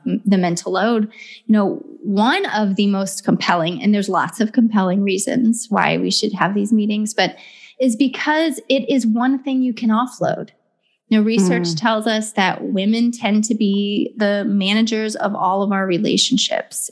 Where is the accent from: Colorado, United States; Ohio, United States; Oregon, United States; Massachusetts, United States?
Ohio, United States; now in Southern California, United States; I'm from Ohio originally, and I live in Southern California now